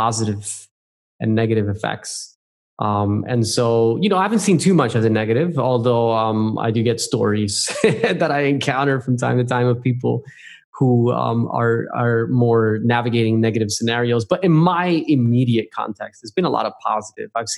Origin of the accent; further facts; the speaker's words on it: New Jersey, United States; moved away as an adult; also born or lived in Puerto Rico (family); now in Australia; I'm originally from New Jersey. That's my home state. And grew up just 20 minutes south of Manhattan, actually, just across the Hudson River